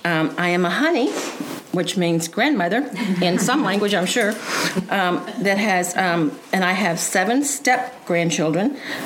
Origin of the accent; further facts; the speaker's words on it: Houston, Texas, United States; moved away as an adult; also born or lived in Caracas, Venezuela / Orange County, California; now in Birmingham, United States; I have two stepdaughters and two sons. I was born and raised in Houston, Texas.